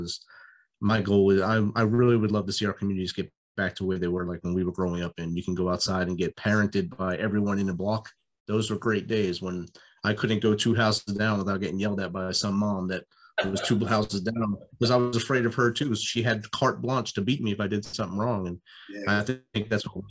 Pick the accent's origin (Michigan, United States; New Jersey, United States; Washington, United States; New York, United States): New Jersey, United States; moved away as an adult; growing up in New Jersey